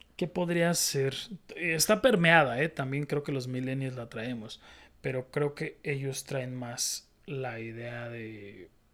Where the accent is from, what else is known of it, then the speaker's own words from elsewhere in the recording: Mexico; yo soy muy mexicano, muy mexicanote